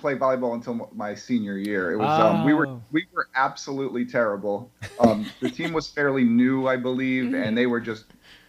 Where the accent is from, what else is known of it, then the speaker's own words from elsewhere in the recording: Catskill, New York, United States; also born or lived in Hartford, Connecticut; now in Albany, United States; I grew up there, lived in Catskill until I went to college in Hartford, Connecticut, at the University of Hartford.